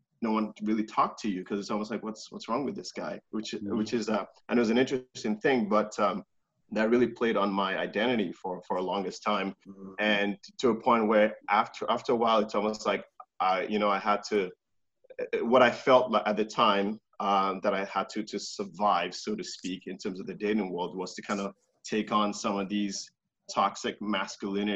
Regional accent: Nigeria; now in Canada; I was born in Nigeria

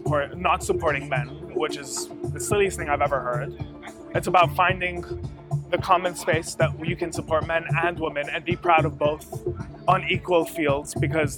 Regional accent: Abu Dhabi, United Arab Emirates; I was born and raised in Abu Dhabi

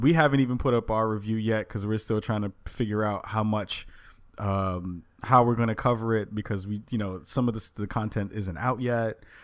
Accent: New York, United States; moved away as an adult; now in Portland, United States; I'm from New York

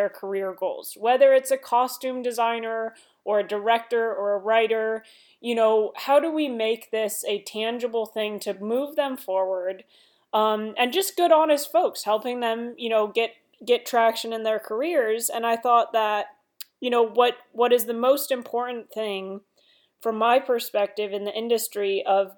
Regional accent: Seattle, Washington, United States; moved away as an adult; now in Los Angeles, United States; I come from Seattle

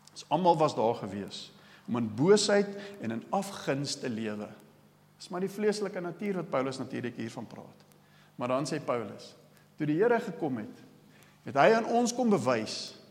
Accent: South Africa; ek is die enigste Suid-Afrikaner op die vlug

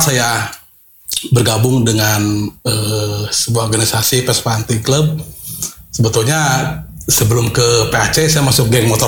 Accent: Malangbong, West Java, Indonesia; dari Garut dan eh, kampung halaman saya itu Malangbong.

